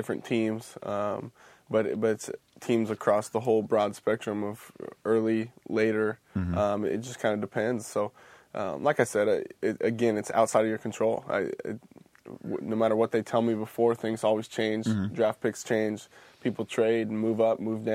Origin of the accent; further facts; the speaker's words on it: Washington, United States; Growing up in Washington